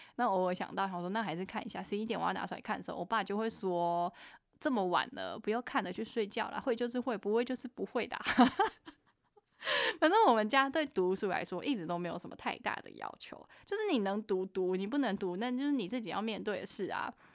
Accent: Taichung, Taiwan; 我台中人

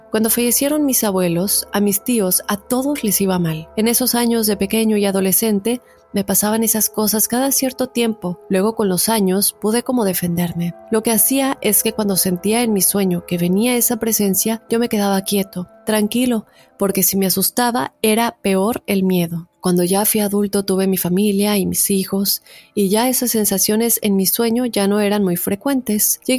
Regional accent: Peru; now in United States; Soy de Perú, actualmente radico en los Estados Unidos, pero quisiera contarte mi caso cuando estaba en Perú.

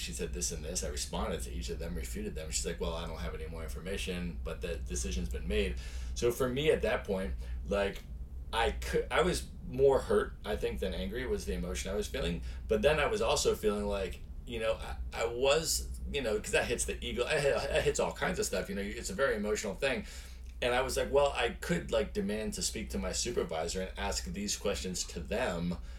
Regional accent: Buffalo, New York, United States; also born or lived in Chicago, United States; I was actually born in the Midwest. I was born in Chicago. And then lived a lot on the East Coast and grew up there. Went to middle school and high school in Buffalo, New York, in a suburb outside of Buffalo, actually.

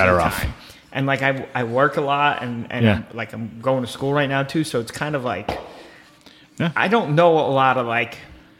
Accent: Brick, New Jersey, United States; Yeah, we're from Bricktown. We're fucking idiots from Bricktown.

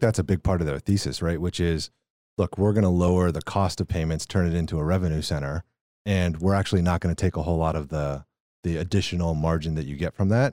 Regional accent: Texas, United States; I grew up in Texas

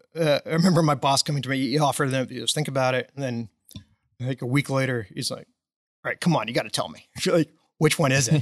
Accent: Dallas, Texas, United States; I was born and raised in Dallas.

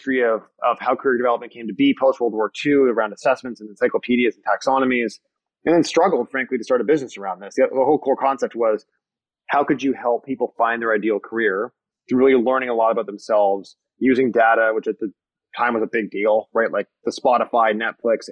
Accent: Niagara region, Canadian side, Ontario, Canada; I grew up in the Niagara region on the Canadian side, right, really close to Niagara Falls

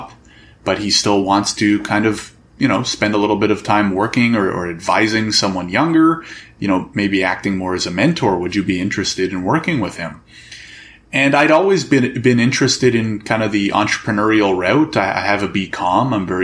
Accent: Canada; I'm born and raised in Canada, never immigrated in my life

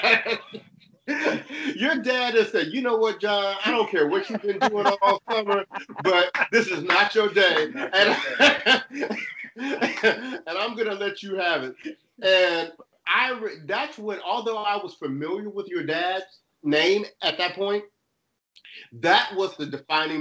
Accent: Cincinnati, Ohio, United States; I was raised in Cincinnati.

